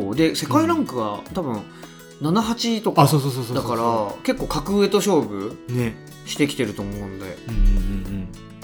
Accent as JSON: {"language": "Japanese", "region": "Shizuoka", "country": "Japan", "tie": "born or raised there", "said": "僕は静岡県出身で"}